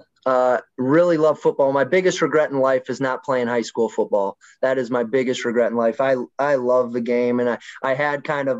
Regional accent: Wisconsin, United States; now in St. Charles, Missouri, United States; My younger years, I grew up in Wisconsin.

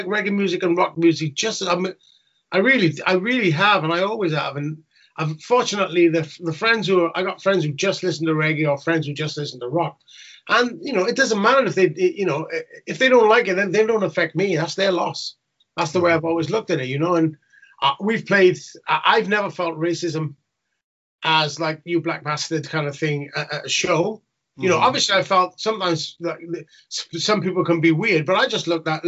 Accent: Newport, Wales, United Kingdom; in Wales where I grew up in Newport

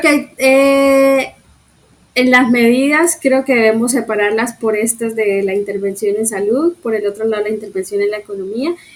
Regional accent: Colombia; como sociedad colombiana

